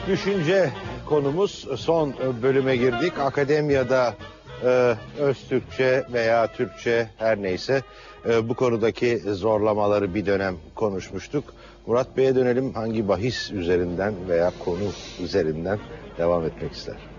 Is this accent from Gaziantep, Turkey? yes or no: yes; Gaziantep, Turkey; benim memleketimden Gaziantep'ten.